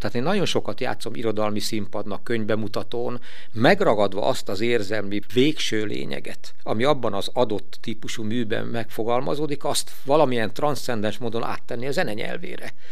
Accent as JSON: {"language": "Hungarian", "town": "Veszprém", "region": "Veszprém County", "country": "Hungary", "tie": "born or raised there", "said": "itt a saját szülővárosomban"}